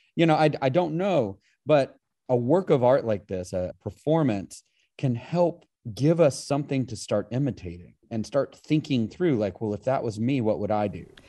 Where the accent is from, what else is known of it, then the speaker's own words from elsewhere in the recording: Appalachia, United States; I grew up in Appalachia